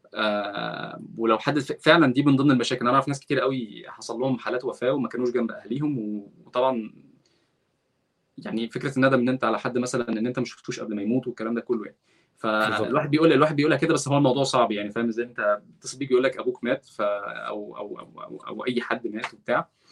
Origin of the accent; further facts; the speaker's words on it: Egypt; moved away as an adult; now in Redwood City, United States; انا مصري وبتكلم عربي ومسلم